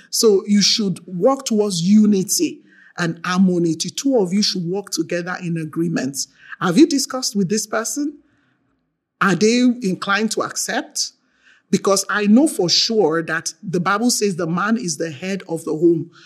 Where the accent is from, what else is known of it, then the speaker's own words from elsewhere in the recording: Nigeria; I'm from Nigeria